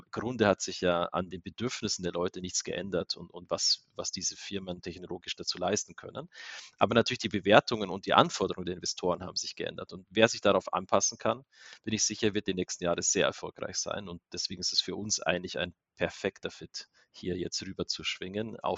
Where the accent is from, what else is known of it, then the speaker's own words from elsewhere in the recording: Bavaria, Germany; now in Salzburg, Austria; Also Österreich, A, bin ich sowieso an der Grenze aufgewachsen zu Österreich. B, Salzburg ist ja unglaublich schön zum Leben.